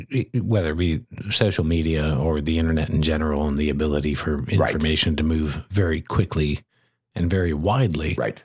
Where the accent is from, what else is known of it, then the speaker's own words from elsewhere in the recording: United States; we're American